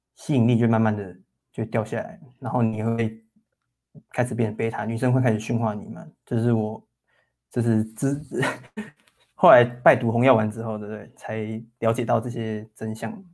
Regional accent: Taoyuan, Taiwan; moved away as an adult; now in Hsinchu, Taiwan; 我们都是桃园人啊，只是我们，我们刚好都在新竹工作这样子

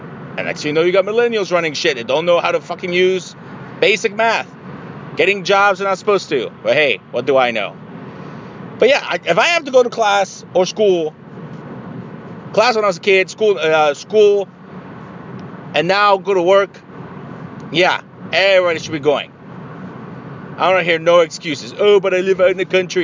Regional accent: Mexico; moved away; I am from Mexico.

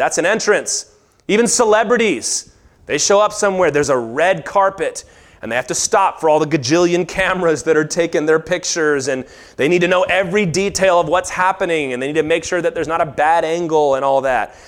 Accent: Virginia, United States; I grew up in Virginia

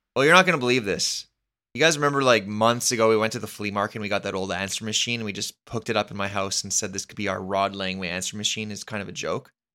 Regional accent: Canada; as a Canadian

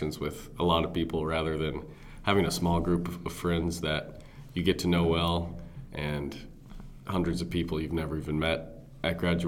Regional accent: Aurora, Illinois, United States; moved away as an adult; also born or lived in Missouri; I went to high school in Aurora, Illinois. That's west of Chicago. Northern Illinois

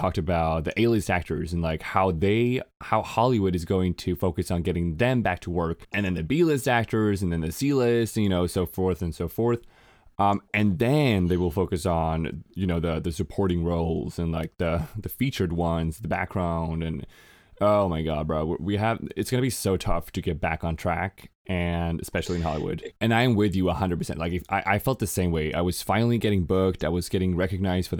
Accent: Sweden; moved away as an adult; also born or lived in Los Angeles, United States; I moved back to Sweden from Los Angeles

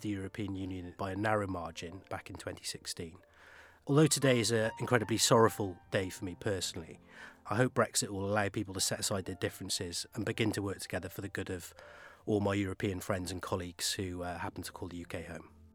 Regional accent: Australia; moved away as an adult; now in London, United Kingdom; Being an Australian, I am both a Commonwealth citizen

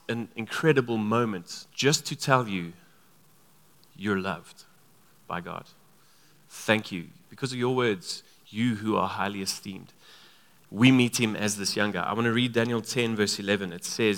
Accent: Free State, South Africa; Both him and I grew up in the Free State.

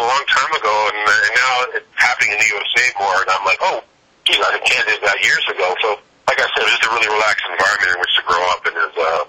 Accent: Toronto, Ontario, Canada; moved away as an adult; now in Los Angeles, United States; I moved out here to L.A. I'm from Toronto. I moved to L.A. Last year

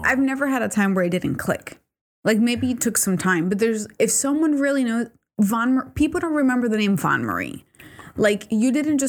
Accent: Puerto Rico; Oh, you're from Puerto Rico. I'm from Puerto Rico, too.

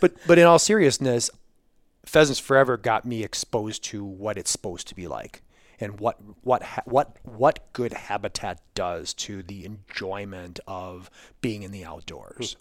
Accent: Wisconsin, United States; I grew up in Wisconsin

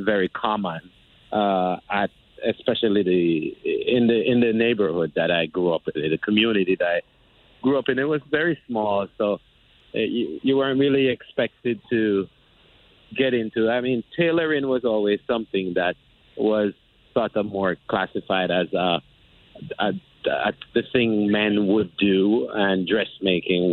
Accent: Jamaica; moved away as an adult; now in United States; I'm originally from Jamaica. I've been living in the U.S. for about 21 years

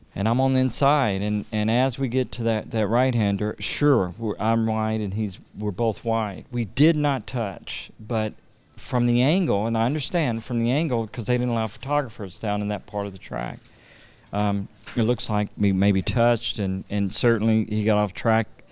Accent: Louisiana, United States; I'm from Louisiana

